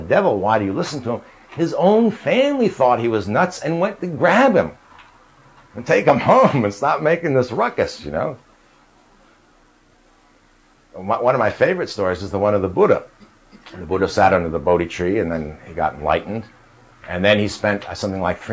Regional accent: New York, United States; I grew up in New York.

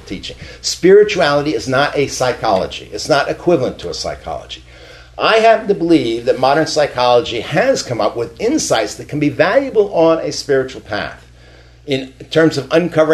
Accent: New York, United States; first language English; moved away; I grew up in New York, an Italian neighborhood with lots of Jews

